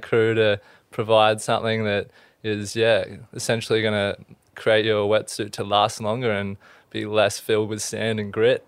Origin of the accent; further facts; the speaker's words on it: Camden, New South Wales, Australia; also born or lived in Wollongong; born and raised in Camden, bit of a country little town